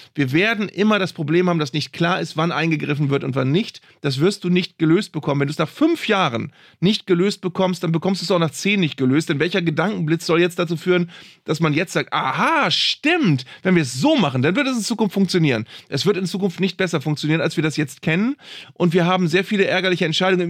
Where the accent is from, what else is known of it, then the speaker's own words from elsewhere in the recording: Bremen, Germany; als Bremer